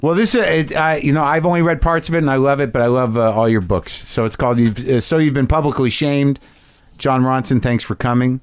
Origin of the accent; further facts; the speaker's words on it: New Mexico, United States; I grew up in New Mexico